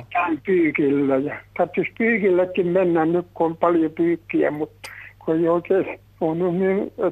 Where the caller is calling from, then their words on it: Tampere, Pirkanmaa, Finland; Minä olen Tampereelta sairas mies, 95-vuotias, kävin yksin ja yksin olen kotona.